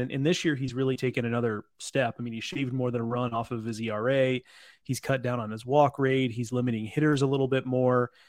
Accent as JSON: {"language": "English", "region": "East Texas", "country": "United States", "tie": "born or raised there", "said": "I'm from East Texas"}